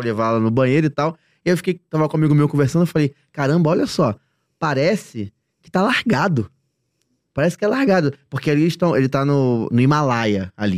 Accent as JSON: {"language": "Portuguese", "region": "Rio de Janeiro", "country": "Brazil", "said": "Eu moro no Rio de Janeiro, nós somos do Rio de Janeiro."}